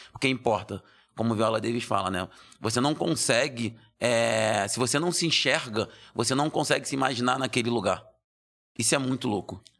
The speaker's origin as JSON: {"language": "Portuguese", "region": "Rio de Janeiro", "country": "Brazil", "tie": "born or raised there", "moved": "yes", "lives_now": "São Paulo, Brazil", "said": "Eu nasci no Rio de Janeiro. Nasci no Rio de Janeiro, já morei em vários lugares do, do Rio de Janeiro."}